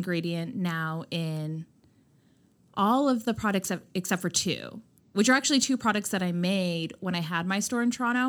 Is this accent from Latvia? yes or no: no; India; But I also, I'm Indian. I come from like, you know, my parents aren't strict Indians and they're not traditional by any means